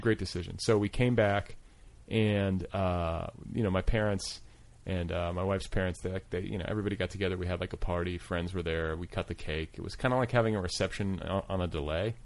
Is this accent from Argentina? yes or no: no; Milwaukee, Wisconsin, United States; now in Los Angeles, United States; I grew up in Milwaukee